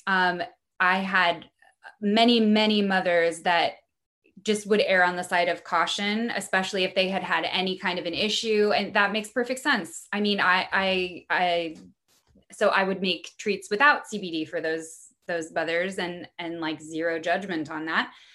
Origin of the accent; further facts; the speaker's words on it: Missouri, United States; also born or lived in Brooklyn; now in Los Angeles, United States; I'm from Missouri originally. I grew up in a in a really small town